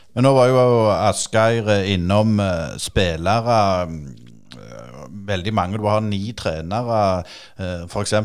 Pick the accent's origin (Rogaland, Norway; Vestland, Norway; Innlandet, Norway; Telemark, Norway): Rogaland, Norway; Jæren; som vi sier her på Jæren